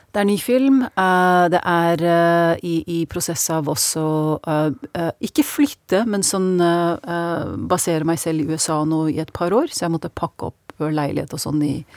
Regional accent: Norway; moved away; jeg snakker norsk, jeg var jo født og oppvokst her

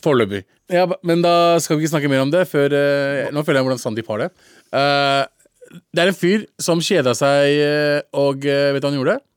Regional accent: Lørenskog, Akershus, Norway; Lørenskog uh, der jeg kommer fra

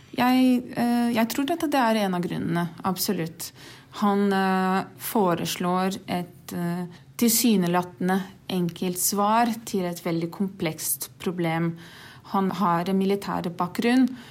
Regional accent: Brazil; Norwegian is a second language; moved away as an adult; also born or lived in Norway; now in Oslo, Norway; Jeg er fra Brasil, har bodd her i Norge litt over to år

